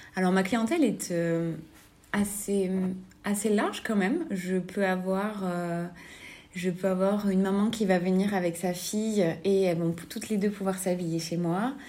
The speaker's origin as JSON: {"language": "French", "town": "Albi", "region": "Occitania", "country": "France", "tie": "born or raised there", "moved": "yes", "lives_now": "Toulouse, France", "said": "moi, je suis originaire d'Albi, donc je ne suis pas originaire de Toulouse. J'ai grandi à côté d'Albi"}